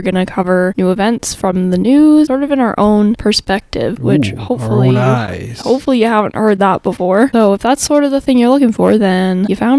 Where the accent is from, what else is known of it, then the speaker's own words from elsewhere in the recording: Canada; we are Canadian